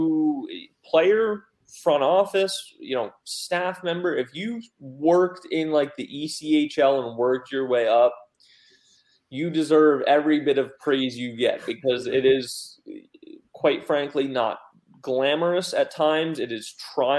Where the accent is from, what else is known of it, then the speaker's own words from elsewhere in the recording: Pennsylvania, United States; moved away as an adult; also born or lived in Oregon; now in Raleigh, United States; I was actually back home in Pennsylvania visiting for a couple of days while living in Oregon